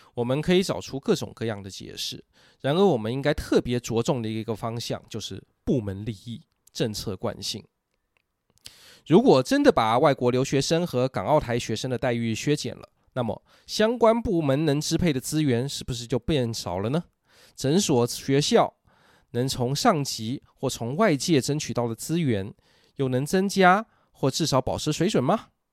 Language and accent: Chinese; Taiwan; 我们台湾人